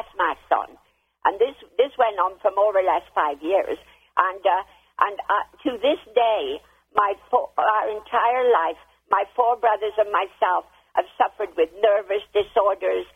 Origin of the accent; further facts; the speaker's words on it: England, United Kingdom; now in United States; I'm from England